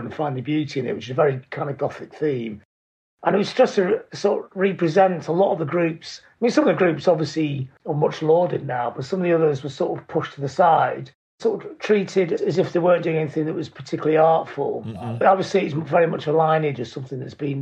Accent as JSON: {"language": "English", "town": "Blackpool", "region": "North West England", "country": "United Kingdom", "tie": "born or raised there", "said": "I grew up in Blackpool"}